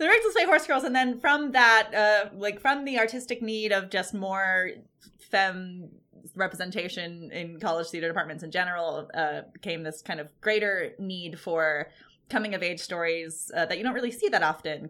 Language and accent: English; Ashland, Oregon, United States; here in my hometown in the Rogue Valley